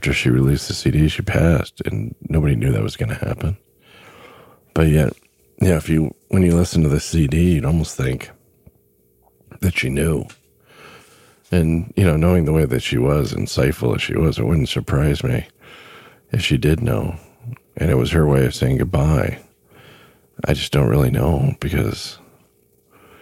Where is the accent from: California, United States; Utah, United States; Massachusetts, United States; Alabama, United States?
California, United States; Southern; Growing up in Southern California